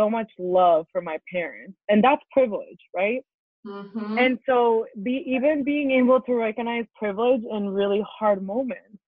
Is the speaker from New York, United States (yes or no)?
yes; East Hampton, New York, United States; also born or lived in Colombia; growing up in the Hamptons, man, growing up in the Hamptons